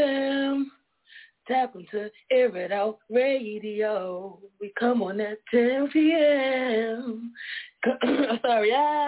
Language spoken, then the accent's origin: English; New York, United States; I'm from Brooklyn.